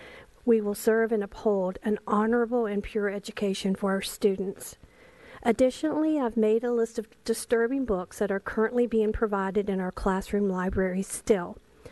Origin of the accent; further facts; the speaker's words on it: Chesapeake, Virginia, United States; I'm from Chesapeake, Virginia